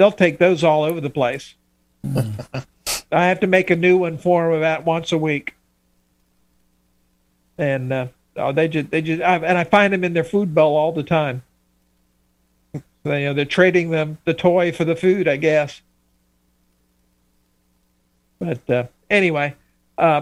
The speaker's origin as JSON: {"language": "English", "town": "Miami", "region": "Florida", "country": "United States", "tie": "born or raised there", "said": "I'm from the South. We don't understand this hockey stuff. I grew up in Miami"}